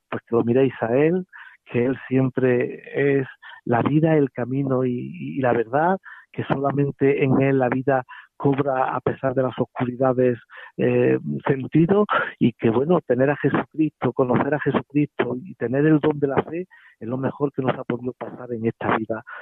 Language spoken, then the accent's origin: Spanish; Villafranca de Córdoba, Andalusia, Spain; El 9 de julio, hace 25 años, que en la Catedral de Córdoba, de donde soy, me ordenaba un obispo que, que, bueno, que ya murió